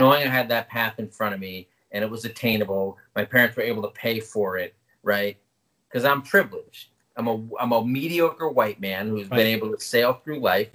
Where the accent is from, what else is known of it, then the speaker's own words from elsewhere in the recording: New Haven, Connecticut, United States; I grew up in the New Haven area